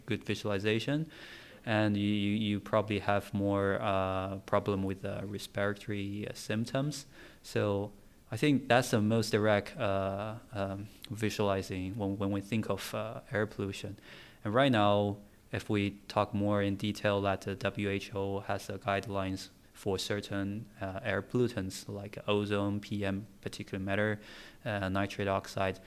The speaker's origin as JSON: {"language": "English", "region": "Tianjin", "country": "China", "second_language": "English", "moved": "as an adult", "lives_now": "United Kingdom", "said": "I'm from China, so forgive me if I, my English is not quite clear"}